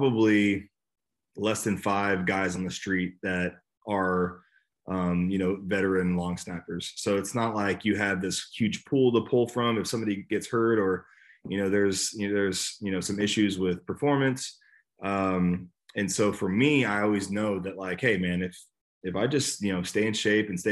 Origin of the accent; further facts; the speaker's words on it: Bay Area, California, United States; moved away; I'm from the Bay Area, so being back in my home state, California, was great